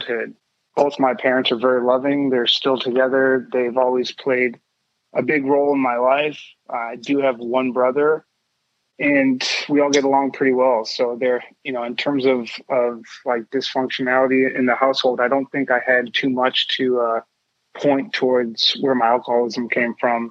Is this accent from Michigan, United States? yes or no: yes; Ann Arbor, Michigan, United States; also born or lived in Chicago, Illinois; My family ended up moving to Ann Arbor, Michigan, and I like to call most of my childhood in Ann Arbor sort of what I remember the most